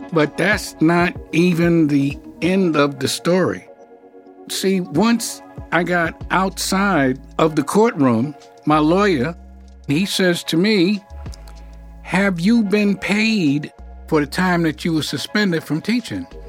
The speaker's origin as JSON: {"language": "English", "town": "New York City", "region": "New York", "country": "United States", "tie": "born or raised there", "said": "I'm from New York. You know, I grew up in Harlem"}